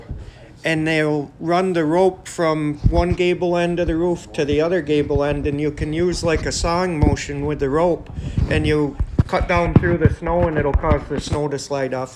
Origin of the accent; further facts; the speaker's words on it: Camden, New York, United States; I was born and raised in Camden